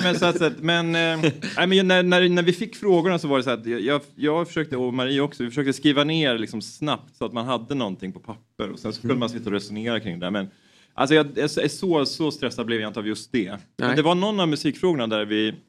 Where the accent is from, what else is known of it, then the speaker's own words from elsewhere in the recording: Knivsta, Uppsala County, Sweden; Jag är uppväxt i Knivsta då, utanför Uppsala